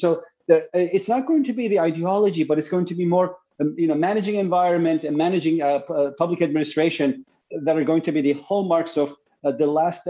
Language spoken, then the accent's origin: English; Istanbul, Turkey; I was raised in Istanbul. I lived in Istanbul at the time.